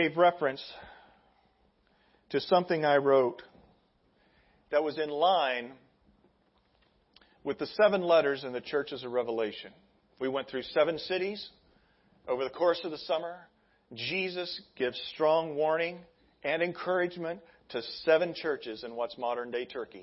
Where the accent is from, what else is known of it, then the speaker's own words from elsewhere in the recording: Midwest, United States; I'm from the Midwest